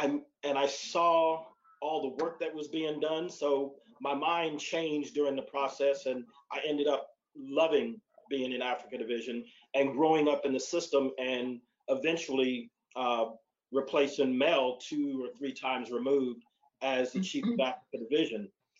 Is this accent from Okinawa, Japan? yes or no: yes; Okinawa, Japan; So growing up in Okinawa, serving in Korea as a part of my Air Force experience as an analyst